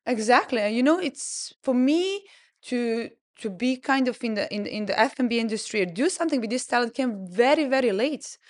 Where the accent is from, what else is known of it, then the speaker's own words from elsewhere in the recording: Serbia; moved away as an adult; now in Dubai, United Arab Emirates; I grew up in Serbia